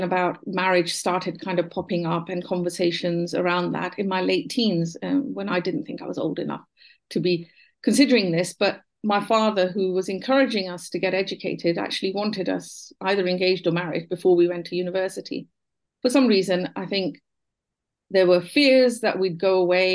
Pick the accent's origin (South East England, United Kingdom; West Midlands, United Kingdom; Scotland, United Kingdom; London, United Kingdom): South East England, United Kingdom; Buckinghamshire; My early childhood, I was born in Buckinghamshire.